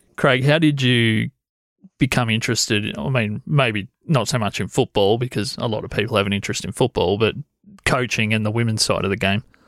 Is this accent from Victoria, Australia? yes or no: yes; Corryong, Victoria, Australia; I grew up in Coreang.